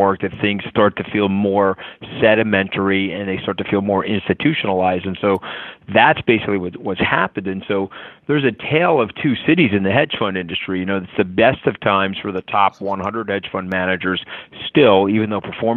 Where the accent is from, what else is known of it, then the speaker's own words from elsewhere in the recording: Long Island, New York, United States; I was a poor kid growing up on Long Island